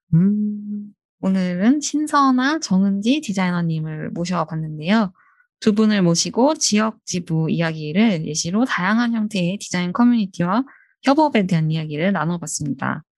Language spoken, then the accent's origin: Korean; Seoul, South Korea; 저는 서울 촌놈이라서